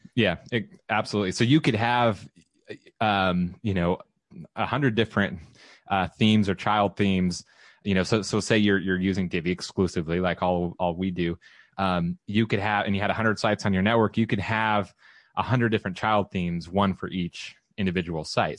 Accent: Southern California, United States; now in Austin, United States; I am relocating back to Southern California, where I'm from.

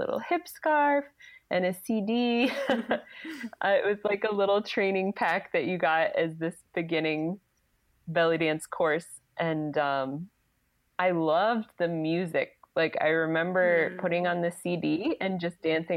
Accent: outside of Philadelphia, Pennsylvania, United States; I grew up like outside of Philadelphia.

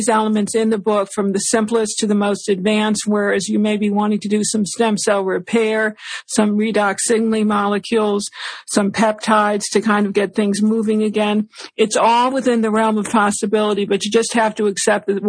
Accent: West Hartford, Connecticut, United States; West Hartford, Connecticut, my hometown

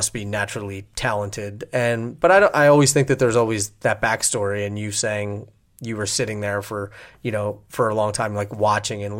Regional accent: outside of Philly, Pennsylvania, United States; I grew up outside of Philly

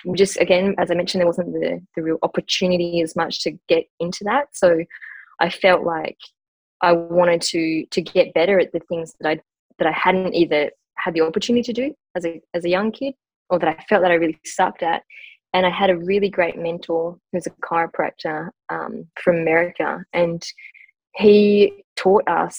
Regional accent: northwest of Western Australia, Australia; I grew up in a country town. So I was born in a pretty remote uh, mining community in the northwest of Western Australia.

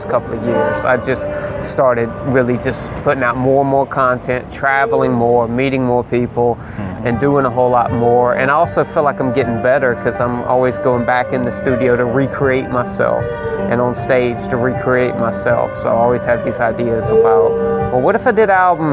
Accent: South Mississippi, United States; I've always been here. I grew up in the South of Mississippi

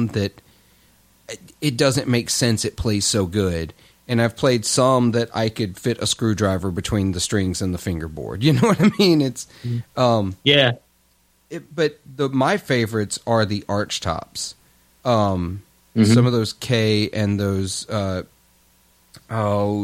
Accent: Clarksdale, Mississippi, United States; my hometown in Clarksdale

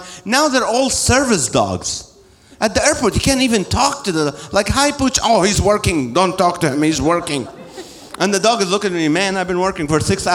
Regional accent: Kuwait; also born or lived in Nazareth, Israel; now in Corona, California, United States; I was born in Israel, I grew up in Kuwait, I came here 35 years ago

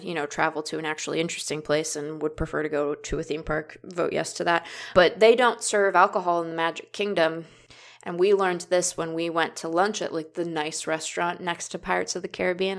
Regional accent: West Coast, United States; I'm from the West Coast

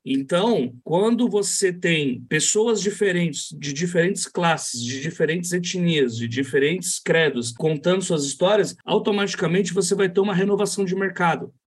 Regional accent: São Paulo, Brazil; na minha quebrada

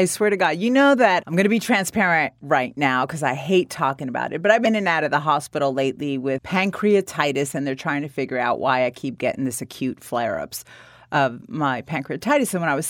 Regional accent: Newark, New Jersey, United States; now in Los Angeles, United States; You're a Jersey girl like me.

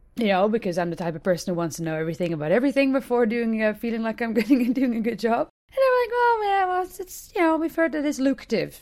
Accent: Hilversum, North Holland, Netherlands; my hometown of, uh, Hilversum, Nord-Holland

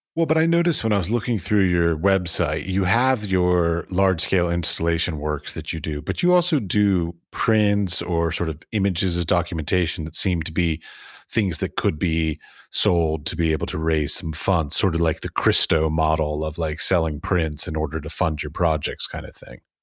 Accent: United States; moved away; I'm from America

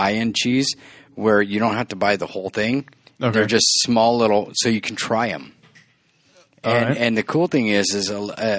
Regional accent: Southern California, United States; I born and raised in Southern California

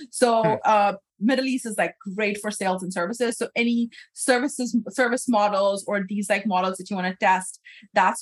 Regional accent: Pakistan; moved away; growing up in Pakistan

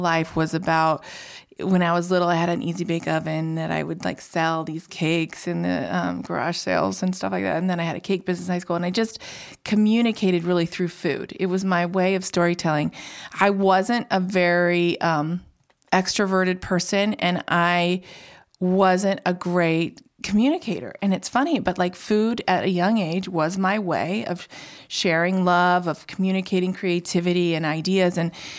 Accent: Indiana, United States; So, gosh, I grew up in Indiana, entrepreneurial mom.

